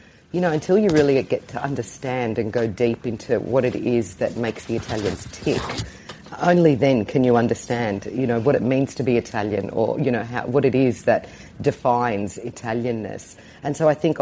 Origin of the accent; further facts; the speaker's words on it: Melbourne, Victoria, Australia; moved away as an adult; now in Italy; I'm a Melbourne girl, born and bred. You can hear by my accent probably.